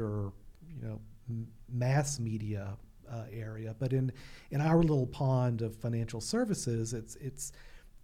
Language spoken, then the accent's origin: English; Alabama, United States; now in Fairfield County, Connecticut, United States; I grew up in Alabama